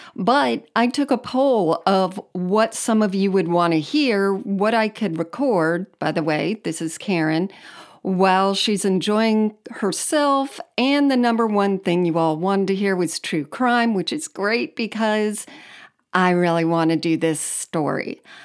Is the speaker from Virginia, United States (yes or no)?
no; Miami, Florida, United States; I grew up in South Florida, um, on the Miami side